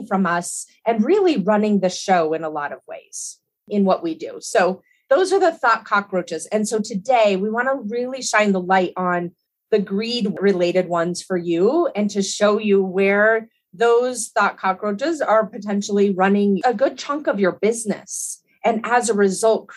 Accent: Colorado, United States; also born or lived in Hawaii; I grew up in Colorado and I've spent most of my life here

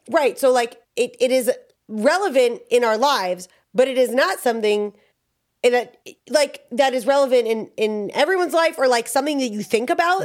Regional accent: New York, United States; I'm from New York

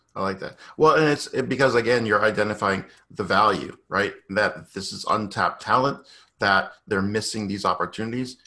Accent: Boston, Massachusetts, United States; originally from Boston

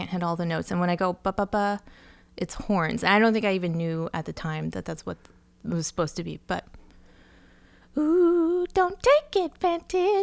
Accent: New Jersey, United States; a pretty privileged kid growing up in New Jersey

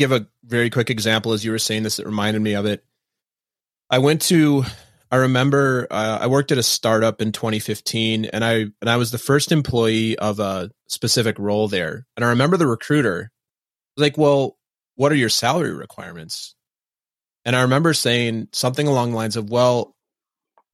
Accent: Minnesota, United States; moved away as an adult; also born or lived in East Coast; I grew up in Minnesota

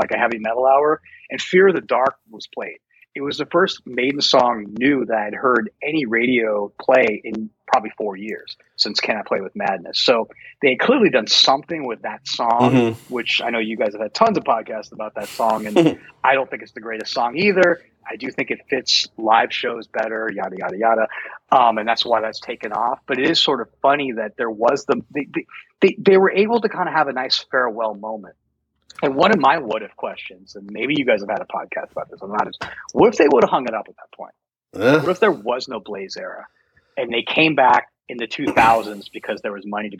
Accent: Denver, Colorado, United States; Growing up in Denver, you go to Red Rocks all the time.

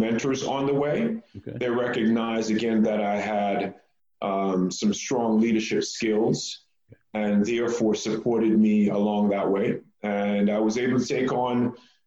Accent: Jamaica; also born or lived in New York; now in Texas, United States; I was born in Jamaica

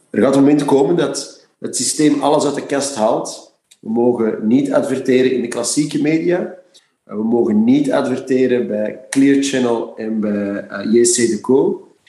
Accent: Flanders, Belgium; in mijn hart bloed als Vlaming

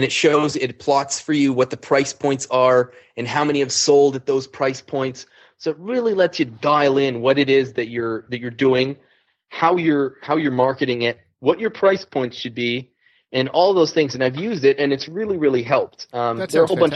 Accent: Canada; I'm Canadian

